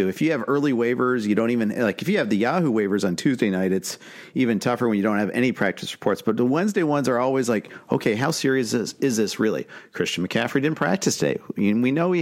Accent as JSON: {"language": "English", "town": "Indianapolis", "region": "Indiana", "country": "United States", "tie": "born or raised there", "moved": "yes", "lives_now": "Los Angeles, United States", "said": "I'm born and raised in Indianapolis"}